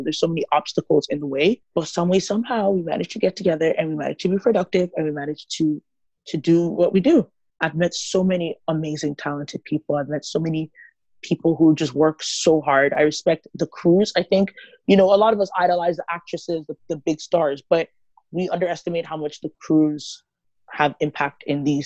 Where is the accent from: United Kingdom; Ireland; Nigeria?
Nigeria; now in Toronto, Canada; I grew up as a Nigerian in a Pentecostal church